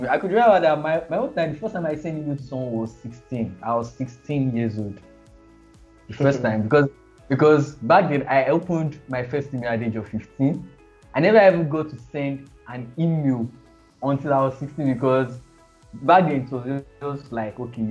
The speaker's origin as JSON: {"language": "English", "country": "Nigeria", "said": "I'm from Nigeria"}